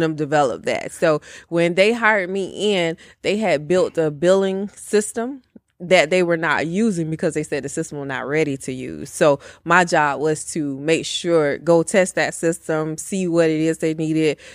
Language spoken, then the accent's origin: English; Bartow, Georgia, United States; also born or lived in Powder Springs, Georgia; I am from Georgia, a little small town, one traffic light, Bartow, Georgia